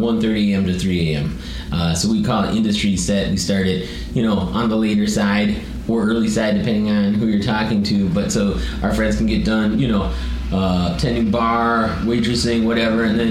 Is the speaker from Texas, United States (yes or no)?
no; Chicago, Illinois, United States; being a Chicagoan